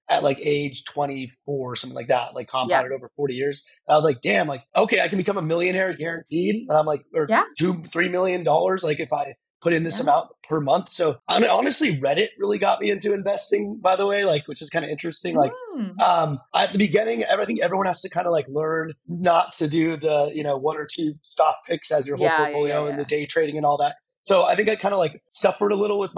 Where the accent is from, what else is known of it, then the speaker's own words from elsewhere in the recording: Tucson, Arizona, United States; moved away; also born or lived in Dallas / Los Angeles; I grew up in Tucson, Arizona